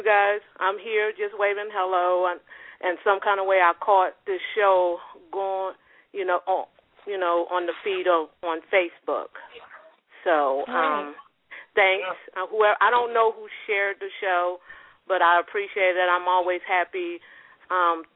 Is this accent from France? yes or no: no; Houston, Texas, United States; now in Raleigh, United States; I'm from Houston. Houston, Texas. I have been, but I'm currently living in Raleigh, North Carolina right now